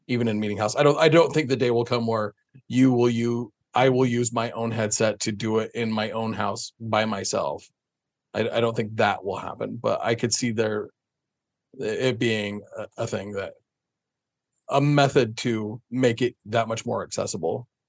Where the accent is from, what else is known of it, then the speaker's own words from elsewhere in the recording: Springville, Utah, United States; I grew up in Springville